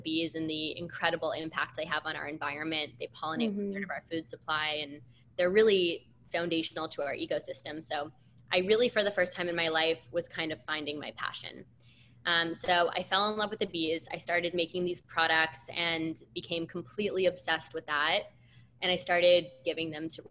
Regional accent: Canada; I'm from Canada and I did university in Canada

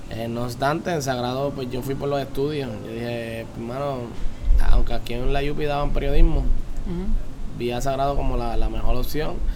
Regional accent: Las Piedras, Puerto Rico; also born or lived in Humacao; vivo en Las Piedras, soy pedreño, desde, nací en Humacao, pero desde que, desde que, ¿verdad? Mis papás siempre han vivido en Las Piedras

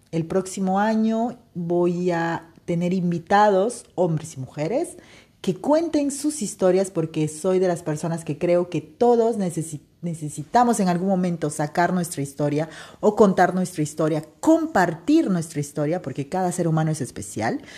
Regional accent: Peru; now in Spain; mi país natal, Perú

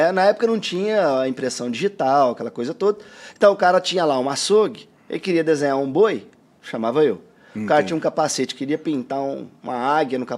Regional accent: Guaíra, São Paulo, Brazil; also born or lived in Ribeirão Preto; Cara, eu sou natural de Ribeirão Preto, interior de São Paulo, porém, eu vivi a maior parte da minha, da minha infância ali e até o começo da adolescência em Guaíra.

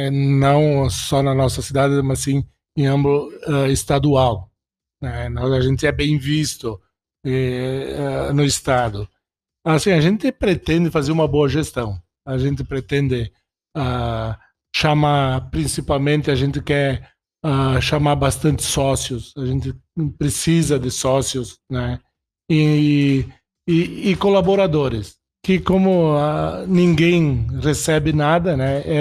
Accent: Fagundes Varela, Rio Grande do Sul, Brazil; É nato é assim, ó, tu sabe que eu vim de Fagundes Varela, né? Nascido lá em Fagundes Varela, na mesma cidade que o nosso prefeito né?

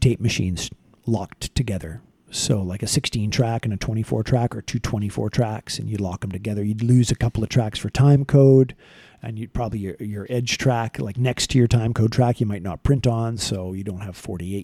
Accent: Vancouver, British Columbia, Canada; I grew up in Vancouver, British Columbia

